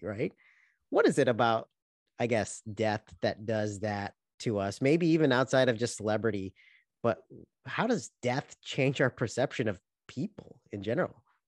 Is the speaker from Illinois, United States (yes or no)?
yes; Chicago, Illinois, United States; we grew up in Chicago